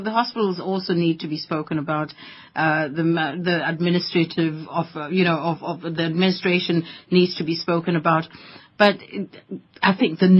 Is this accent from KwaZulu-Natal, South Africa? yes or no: no; Soweto, Gauteng, South Africa; I grew up in Soweto